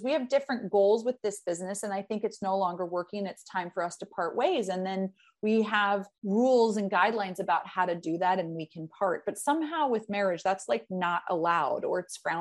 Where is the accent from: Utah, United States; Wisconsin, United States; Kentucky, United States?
Utah, United States; Salt Lake City; I grew up in Salt Lake City, Utah, in a Mormon household